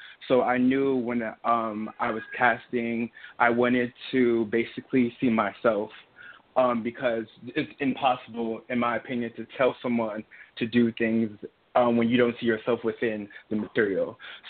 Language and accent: English; New York, United States; also born or lived in Trinidad; I'm originally from Trinidad, and I moved from Trinidad when I was 4 to Soho, New York.